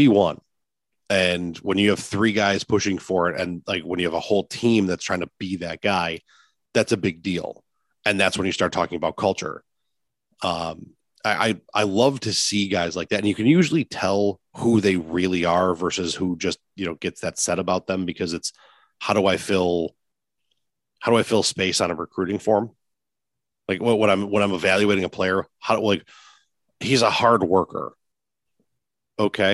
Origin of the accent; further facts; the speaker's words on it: Lancaster, New York, United States; I grew up in the Lancaster Pew rivalry. You know, I was a Lancaster kid from sixth grade on.